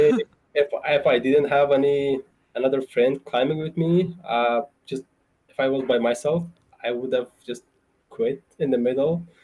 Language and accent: English; central Afghanistan, Afghanistan; moved away as an adult; now in Idaho Falls, United States; I grew up in Afghanistan